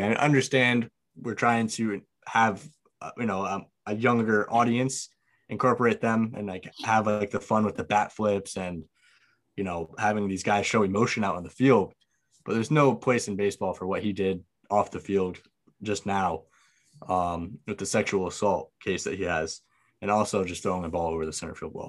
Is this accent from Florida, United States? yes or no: no; Connecticut, United States; I'm, I'm from Connecticut